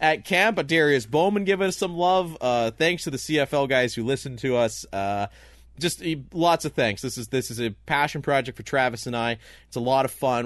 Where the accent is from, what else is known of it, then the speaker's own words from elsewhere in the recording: Canada; there's not many guys that are more proud to be Canadian than the two of us